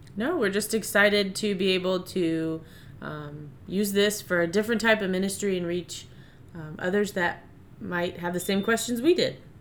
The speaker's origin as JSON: {"language": "English", "town": "Hartwood", "region": "Virginia", "country": "United States", "tie": "born or raised there", "said": "I was born and raised in Stafford County, Virginia, um, specifically Hartwood"}